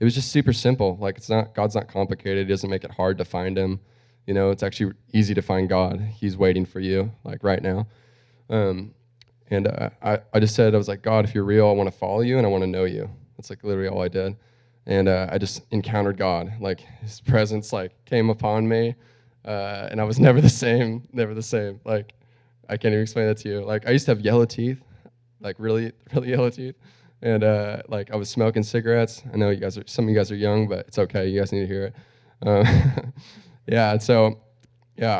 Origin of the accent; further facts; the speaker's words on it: Cortland, United States; also born or lived in Australia; I grew up here, actually, down the street, right there up that street, Cortland, right behind whatever it used to be, Scolari's